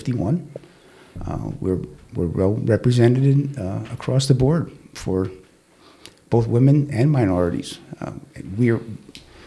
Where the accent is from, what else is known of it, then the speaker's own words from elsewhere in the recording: Stamford, Connecticut, United States; I was born and raised in Stanford